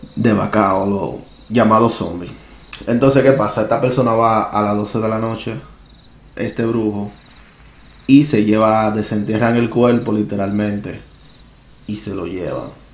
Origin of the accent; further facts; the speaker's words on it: Dominican Republic; moved away; allá en mi país natal, República Dominicana